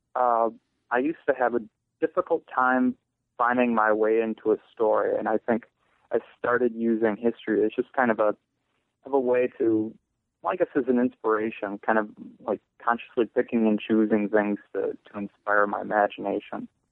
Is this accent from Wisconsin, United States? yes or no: yes; Eau Claire, Wisconsin, United States; also born or lived in Chili, Wisconsin; now in Massachusetts, United States; Eau Claire, Wisconsin. I lived there my first 12 years